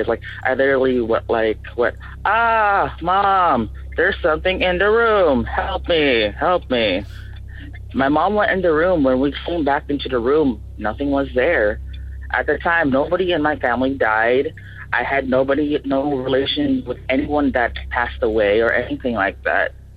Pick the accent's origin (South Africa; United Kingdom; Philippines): Philippines; now in Tacoma, United States; I come from the Philippines, but I currently reside in Tacoma, Washington